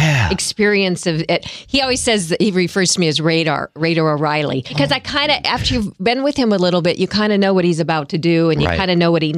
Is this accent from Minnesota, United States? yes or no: no; Colorado, United States; moved away; I grew up in Colorado